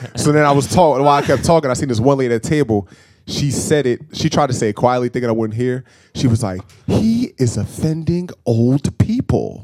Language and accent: English; New Jersey, United States; moved away; also born or lived in Baltimore, Maryland; we are both not from the state of Maryland. I'm from New Jersey.